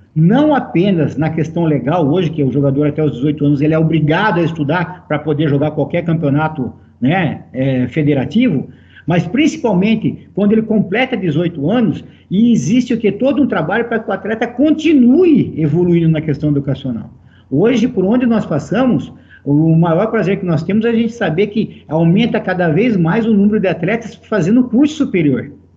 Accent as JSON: {"language": "Portuguese", "town": "Americana", "region": "São Paulo", "country": "Brazil", "tie": "born or raised there", "said": "Eu sou natural de Americana"}